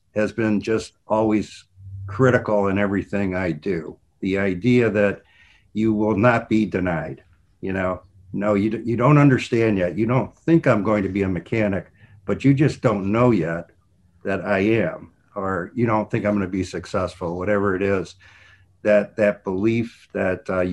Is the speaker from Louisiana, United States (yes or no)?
no; Cleveland, Ohio, United States; I grew up in Cleveland, Ohio